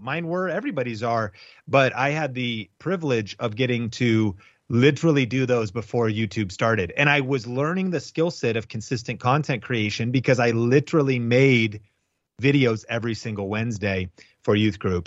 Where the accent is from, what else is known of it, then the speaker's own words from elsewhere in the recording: Arlington, Washington, United States; also born or lived in Seattle, Washington; I grew up in Arlington, Washington. It was very rural, kind of farm community.